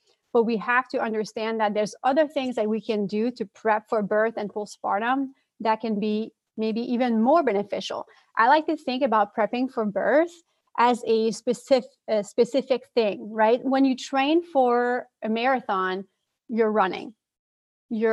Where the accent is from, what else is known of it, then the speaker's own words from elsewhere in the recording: Quebec City, Quebec, Canada; accent: French; first language French; English is a second language; moved away; I am actually originally from Quebec City, Canada. So if you hear my French accent, it's because my first language is French